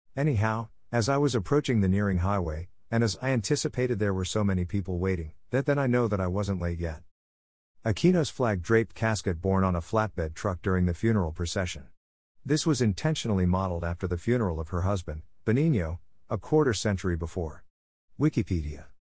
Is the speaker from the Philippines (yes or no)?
yes; Philippines; Well, I know that I'm a Filipino because I was born and raised here, though my bloodline tells otherwise.